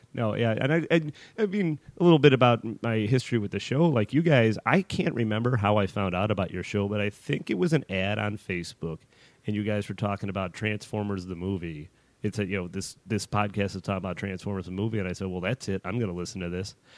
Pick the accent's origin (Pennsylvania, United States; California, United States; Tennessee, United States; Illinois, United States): Illinois, United States; Chicago; moved away; I'm from Chicago originally